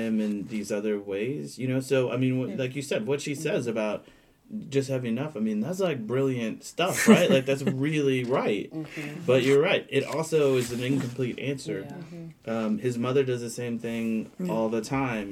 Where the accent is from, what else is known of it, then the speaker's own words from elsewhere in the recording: Missouri, United States; I grew up in Missouri